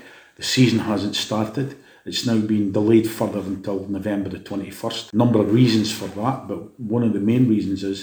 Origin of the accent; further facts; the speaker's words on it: Dundee, Scotland, United Kingdom; I'm born and bred in Lochie